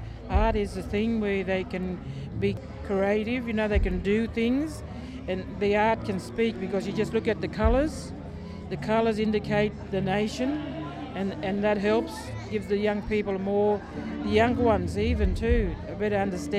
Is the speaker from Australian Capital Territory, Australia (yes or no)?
no; Casino, New South Wales, Australia; I'm from Casina, which is Gullible people, Banjalang people. I'm from Githabul people, I'm from Jubalum. And also across the Clarence, I go to Dungaddy, the Kempsey area. That's where I am from.